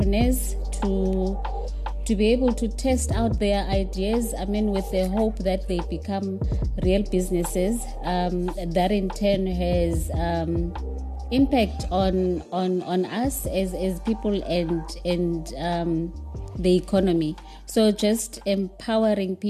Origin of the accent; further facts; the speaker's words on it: Cape Town, Western Cape, South Africa; I grew up in a township, so I know what it means not to have access to what other people might have, and I know now how privileged I am to be able to access a lot of things that I didn't access as a young person growing up in Cape Town